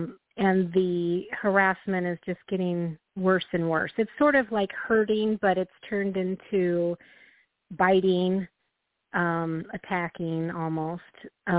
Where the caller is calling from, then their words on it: Illinois, United States; Hi, this is … from Illinois.